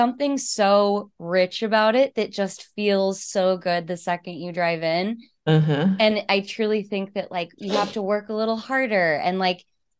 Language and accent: English; Lubbock, Texas, United States; moved away; where are you from originally? And I was like, Lubbock.